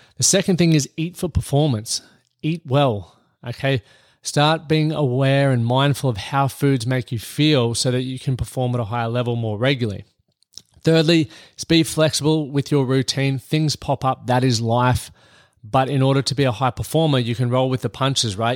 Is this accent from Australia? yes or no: yes; Australia; moved away as an adult; now in United States; I'm Australian here, and I'm living in the United States at the moment